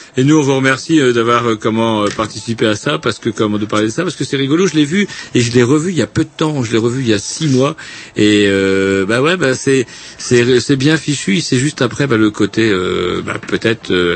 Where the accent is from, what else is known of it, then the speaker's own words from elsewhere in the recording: France; je suis français